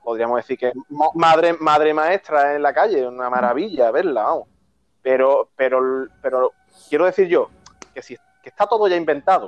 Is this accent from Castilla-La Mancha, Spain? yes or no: no; Chiclana de la Frontera, Andalusia, Spain; now in Seville, Spain; yo soy de Chiclana, actualmente vivo en Sevilla